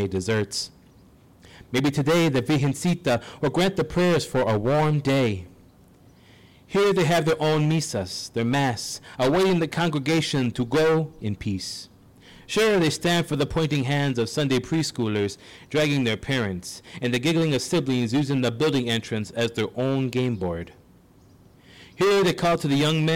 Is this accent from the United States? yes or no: yes; St. Paul, Minnesota, United States; I grew up and was raised here